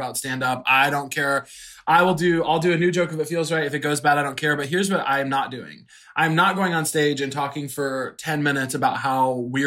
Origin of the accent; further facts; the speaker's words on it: Missouri, United States; moved away; also born or lived in Chicago; I'm from Missouri.